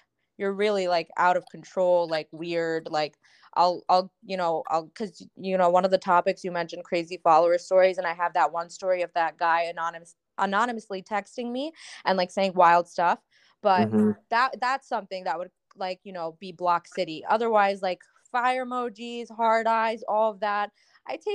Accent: Punjab, Pakistan; I'm Pakistani, so like, you know, we have our language, Urdu, and like I'm also Punjabi

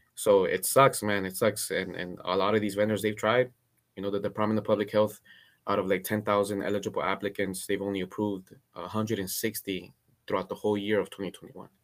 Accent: Cudahy, California, United States; also born or lived in Guatemala; I grew up in Cudahy in Southeast L

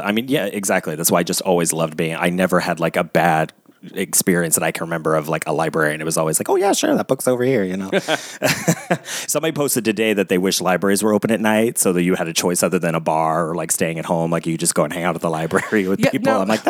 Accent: Cincinnati, Ohio, United States; I'm from Cincinnati originally.

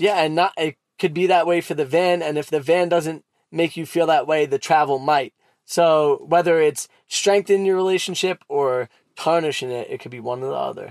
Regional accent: New York City, New York, United States; accent: Brooklyn; my Brooklyn accent

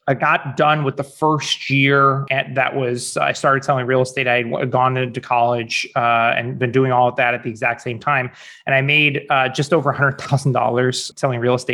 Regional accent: St. Louis, Missouri, United States; also born or lived in Orange County, California / Chicago / Denver, Colorado; Um, I'm originally from St. Louis, Missouri, go Cardinals, and uh, have lived in a number of places since then.

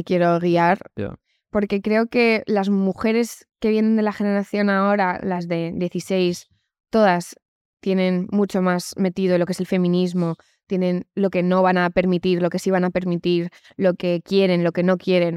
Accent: Community of Madrid, Spain; soy o sea, madrileña. me he criado aquí, nunca he vivido en Estados Unidos

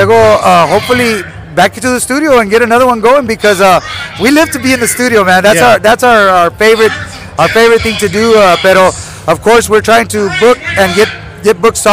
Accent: South Texas, United States; we're actually from South Texas

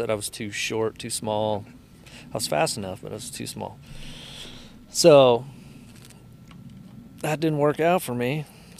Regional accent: Danville, California, United States

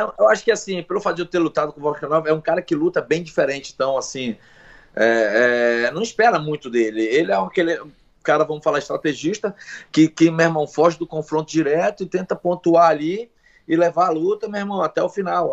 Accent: Brazil; mesmo nós sendo brasileiro

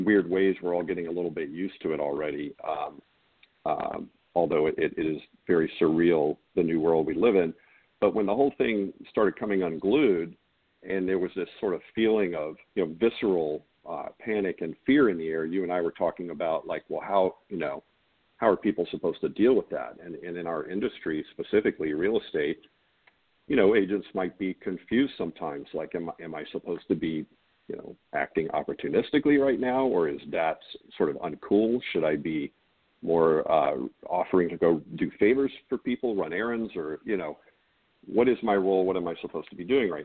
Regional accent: Charleston, South Carolina, United States; also born or lived in Concord, New Hampshire; I grew up here in Charleston.

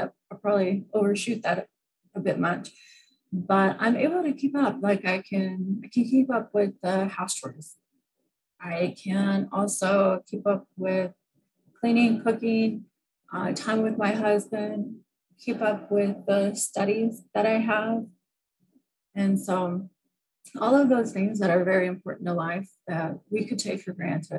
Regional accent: United States; moved away; I'm from the United States

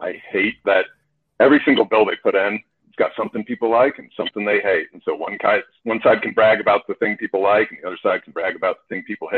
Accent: Alaska, United States; growing up in Alaska

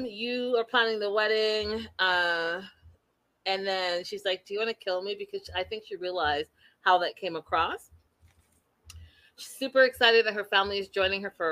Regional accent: Canada; I'm the Canadian

